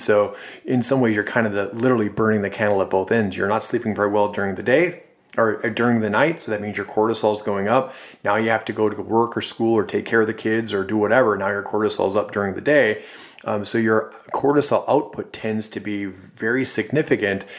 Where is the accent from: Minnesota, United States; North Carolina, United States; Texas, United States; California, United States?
Minnesota, United States; Duluth; a company actually in my hometown in Duluth, Minnesota